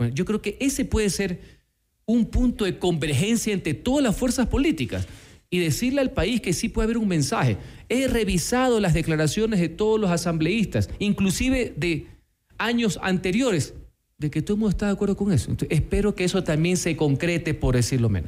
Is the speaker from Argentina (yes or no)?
no; Ecuador; como ecuatoriano